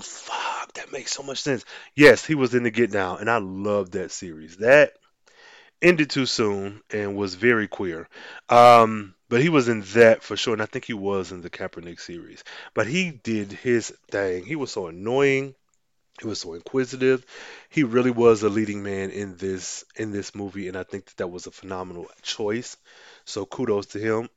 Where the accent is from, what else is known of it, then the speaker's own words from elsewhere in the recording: Midwest, United States; as a Midwesterner